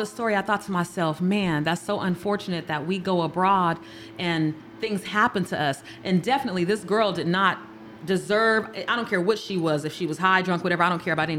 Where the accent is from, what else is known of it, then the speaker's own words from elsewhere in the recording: United States; Like, I'm an American. And a lot of times we have that.